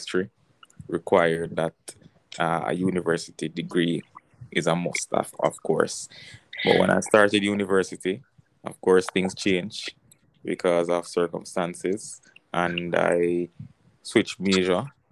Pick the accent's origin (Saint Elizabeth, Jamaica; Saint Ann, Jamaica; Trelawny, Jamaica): Saint Elizabeth, Jamaica; Balaclava; also born or lived in Siloah, St. Elizabeth, Jamaica; I grew up in this tiny town called, or rural town called Silo in St. Elizabeth, Jamaica. And at the age of six, my family moved to a house that they built for themselves in a place called Balaclava, Phoenix Park, Balaclava, St. Elizabeth